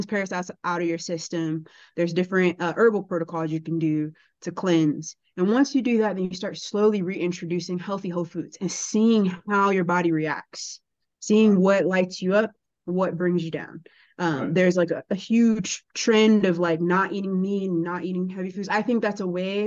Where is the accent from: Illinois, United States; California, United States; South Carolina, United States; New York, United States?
Illinois, United States; Chicago; But I grew up in Chicago public school with public school food and crazy stuff